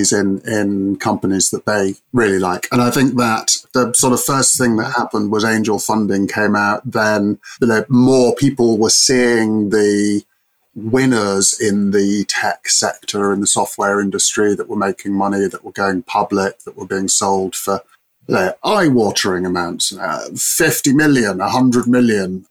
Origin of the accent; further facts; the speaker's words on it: Cambridge, East of England, United Kingdom; I'm from proper Cambridge